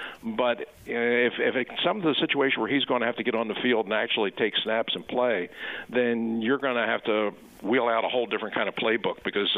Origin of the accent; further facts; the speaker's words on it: Philadelphia, Pennsylvania, United States; I'm not just saying that as a Philadelphian.